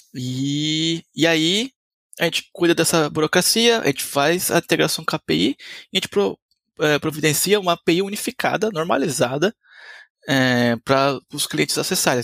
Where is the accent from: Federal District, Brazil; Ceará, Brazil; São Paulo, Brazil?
São Paulo, Brazil; Diadema; E eu sou brasileiro, nasci em Diadema, em, em São Paulo.